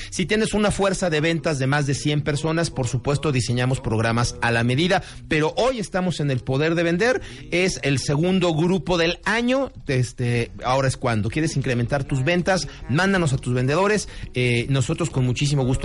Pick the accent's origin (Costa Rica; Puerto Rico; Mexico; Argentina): Mexico; como mexicano puntual